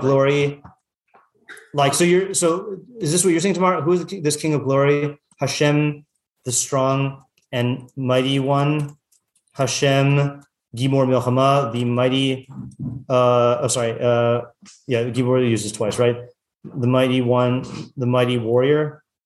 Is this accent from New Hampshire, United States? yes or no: no; Yakima, Washington, United States; I grew up in Yakima, Washington.